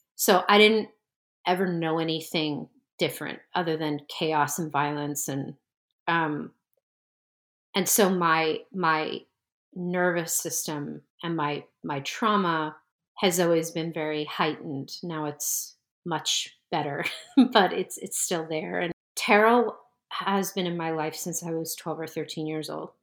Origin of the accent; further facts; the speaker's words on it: New Jersey, United States; moved away as an adult; also born or lived in Brooklyn, New York; I needed to move away from the area 'cause I grew up in New Jersey